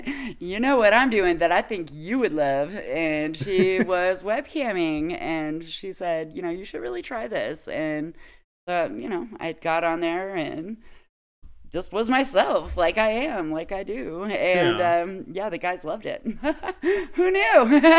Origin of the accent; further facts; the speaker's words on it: Nevada, United States; I grew up little in Nevada